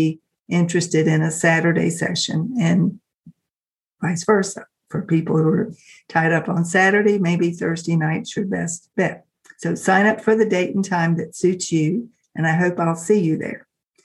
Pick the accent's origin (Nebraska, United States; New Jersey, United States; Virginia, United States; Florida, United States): Virginia, United States; Richmond; Richmond, which is my hometown here in Virginia